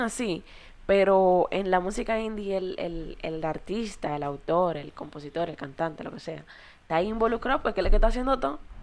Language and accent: Spanish; Dominican Republic; nosotros como dominicanos